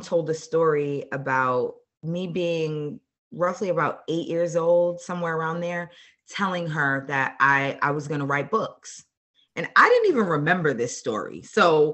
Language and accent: English; Boston, Massachusetts, United States; moved away as an adult; also born or lived in Baltimore, Maryland; now in Dallas, United States; I was born and raised in Boston, Massachusetts